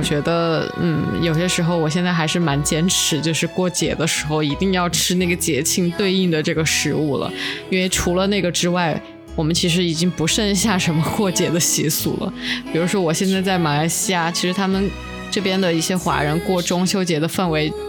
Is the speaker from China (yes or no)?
yes; South China, China; 作为一个南方人，很难下手购买这个鲜肉月饼。我觉得这个不是我们体系的东西。